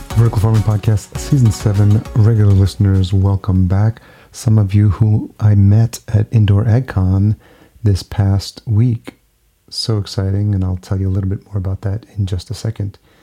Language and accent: English; Yonkers, New York, United States; Yonkers, which is the city where I grew up.